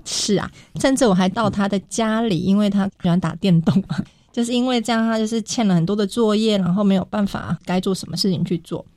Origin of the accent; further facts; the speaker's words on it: Miaoli County, Taiwan; 毕业之后顺利地回到我的家乡工作